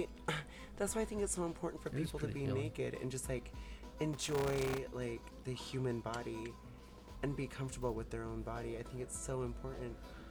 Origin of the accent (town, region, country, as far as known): Chihuahua, Mexico; moved away